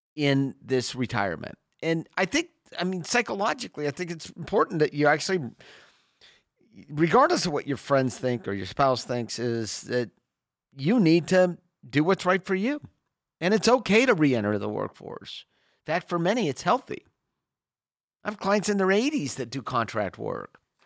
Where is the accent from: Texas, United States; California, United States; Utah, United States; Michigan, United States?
California, United States; Sacramento; I grew up in Sacramento